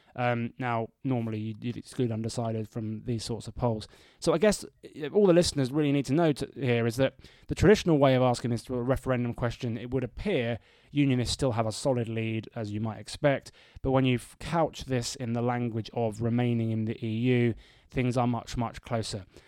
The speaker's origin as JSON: {"language": "English", "town": "Bedford", "region": "East of England", "country": "United Kingdom", "tie": "born or raised there", "said": "my hometown of Bedford"}